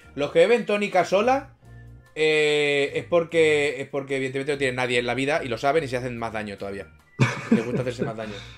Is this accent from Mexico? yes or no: no; Barcelona, Catalonia, Spain; de Barcelona